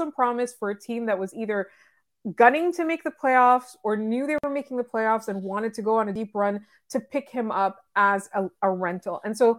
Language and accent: English; Canada; and I'm being really honest, as a Canadian fan, right?